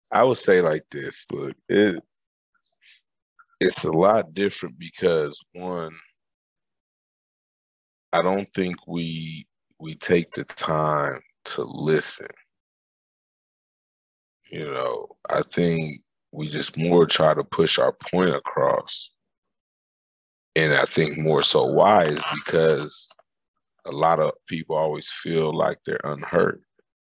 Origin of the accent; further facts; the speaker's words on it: Germany; born there; And so I was born in Germany.